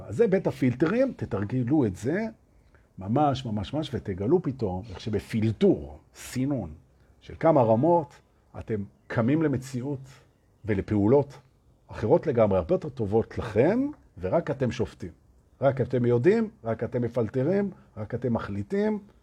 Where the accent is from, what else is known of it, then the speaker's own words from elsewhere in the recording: Tel Aviv, Tel Aviv District, Israel; moved away as an adult; now in Herzliya, Israel; אני, אני תל אביבי, עוד שעכשיו אני בהרצליה, אבל אני תל אביבי